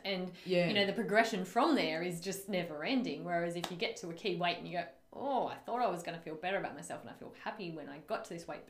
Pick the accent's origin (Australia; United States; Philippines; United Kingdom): Australia; Taree, New South Wales; I'm from Taree, so classy